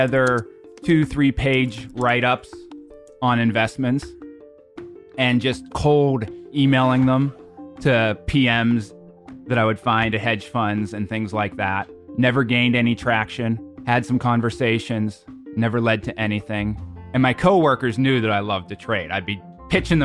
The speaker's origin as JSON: {"language": "English", "town": "Pittsburgh", "region": "Pennsylvania", "country": "United States", "tie": "born or raised there", "moved": "as an adult", "said": "I kind of moved out of my hometown of Pittsburgh"}